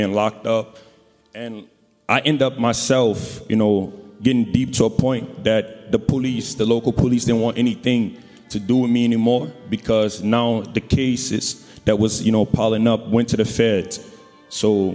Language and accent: English; New Orleans, Louisiana, United States; I'm from New Orleans